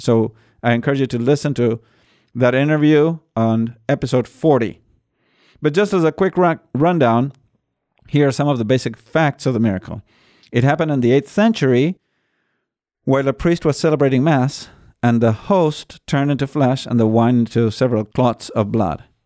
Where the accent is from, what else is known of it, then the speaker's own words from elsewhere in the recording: Buenos Aires, Argentina; I am from Buenos Aires